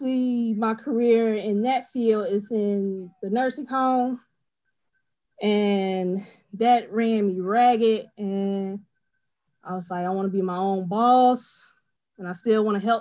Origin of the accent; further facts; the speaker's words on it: Chicago, Illinois, United States; Jeffrey Manor, the south side of Chicago